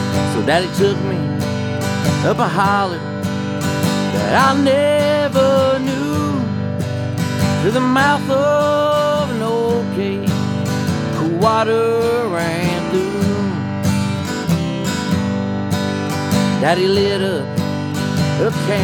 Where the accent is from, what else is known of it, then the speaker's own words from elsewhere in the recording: Sneedville, Tennessee, United States; I grew up in Sneedville back in the mountains there